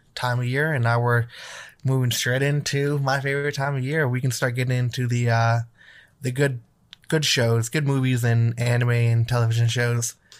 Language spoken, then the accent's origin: English; Wisconsin, United States; moved away; I grew up in Wisconsin